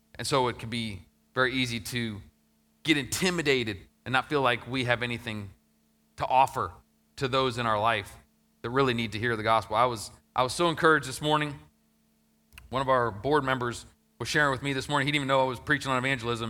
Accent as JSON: {"language": "English", "region": "Ohio", "country": "United States", "tie": "born or raised there", "said": "my hometown that I grew up in, Ohio"}